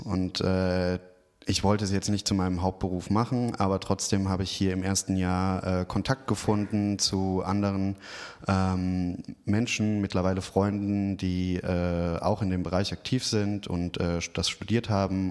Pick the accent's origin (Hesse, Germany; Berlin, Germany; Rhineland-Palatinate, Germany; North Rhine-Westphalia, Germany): Rhineland-Palatinate, Germany; Trier; moved away as an adult; also born or lived in Sydney / Brazil; now in Cologne, Germany; meine Heimatstadt ist Trier. Äh, das ist tatsächlich zwei Stunden ungefähr von Köln weg. Und äh, da habe ich eigentlich den größten Teil meines Lebens verbracht